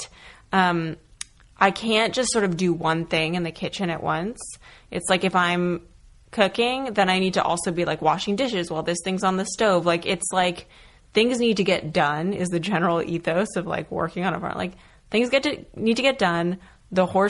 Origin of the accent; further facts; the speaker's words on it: rural New Hampshire, United States; also born or lived in Connecticut / Vermont; my parents and I moved from Connecticut to rural New Hampshire.